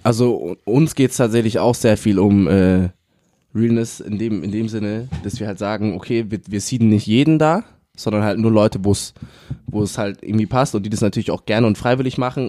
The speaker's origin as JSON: {"language": "German", "town": "Munich", "region": "Bavaria", "country": "Germany", "said": "ich bin aus München."}